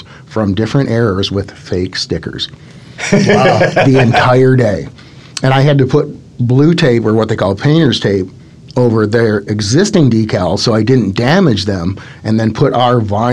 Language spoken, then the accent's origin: English; Detroit, Michigan, United States; moved away; growing up in Detroit